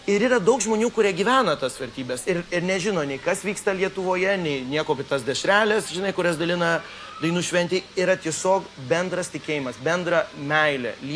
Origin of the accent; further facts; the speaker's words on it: Colombia; aš gimiau lietuvių Kolumbijoje. Ir, ir, ir aš turėjau tą tapatybę, aš visada jaučiausi lietuviu